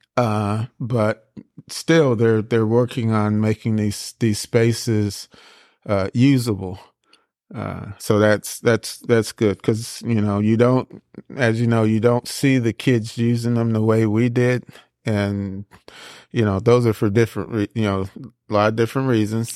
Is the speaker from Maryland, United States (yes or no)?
no; Seaside, California, United States; moved away as an adult; also born or lived in France; now in Tennessee, United States; I was born in France. Uh, but I was raised in Seaside